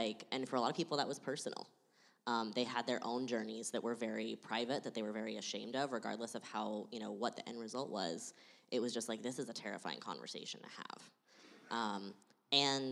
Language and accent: English; Austin, Texas, United States; now in Portland, United States; I grew up in Austin.